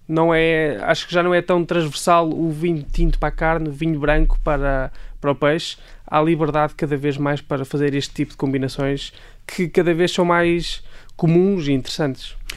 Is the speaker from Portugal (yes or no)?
yes; Leiria, Centro, Portugal; de Leiria, portanto, a minha cidade natal é Leiria